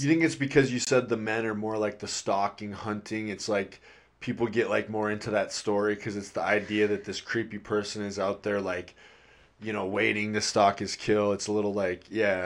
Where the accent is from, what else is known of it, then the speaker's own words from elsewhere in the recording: Midwest, United States; I'm from the Midwest